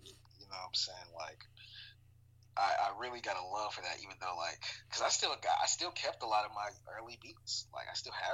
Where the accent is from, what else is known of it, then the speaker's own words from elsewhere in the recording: Arkansas, United States; I'm of course from the South, from Arkansas. So like I grew up Southern Baptist in the church.